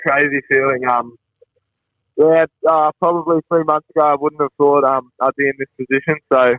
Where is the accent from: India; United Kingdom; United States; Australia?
Australia; Darwin, Northern Territory; moved away as an adult; also born or lived in Melbourne, Victoria; now in Sydney, Australia; Started up in Darwin, so I'm born and raised in Darwin, NT.